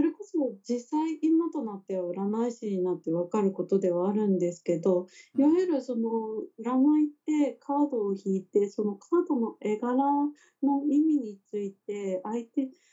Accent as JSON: {"language": "Japanese", "region": "Kagoshima", "country": "Japan", "tie": "born or raised there", "moved": "as an adult", "lives_now": "Tokyo, Japan", "said": "私自身出身が鹿児島っていうこともありまして、その田舎の地元"}